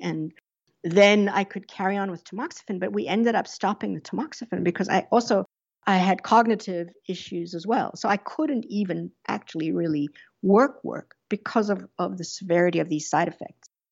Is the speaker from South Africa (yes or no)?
yes; South Africa; moved away; I grew up under apartheid in South Africa